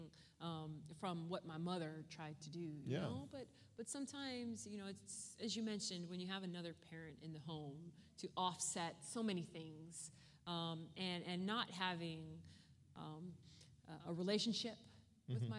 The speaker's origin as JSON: {"language": "English", "town": "Los Angeles", "region": "California", "country": "United States", "tie": "born or raised there", "said": "I am originally from California. I was born and raised in the Los Angeles area"}